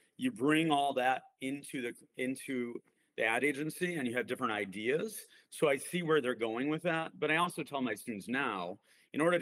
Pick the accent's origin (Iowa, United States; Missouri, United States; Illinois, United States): Illinois, United States; Skokie; I grew up in Skokie, Illinois.